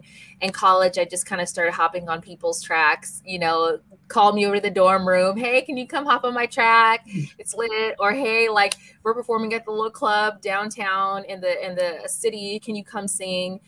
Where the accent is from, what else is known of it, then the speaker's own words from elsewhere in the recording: Seattle, Washington, United States; my hometown of Seattle, Washington